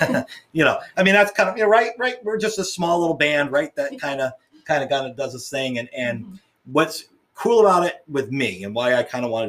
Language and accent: English; Ledyard, Connecticut, United States; I grew up in Ledger, right?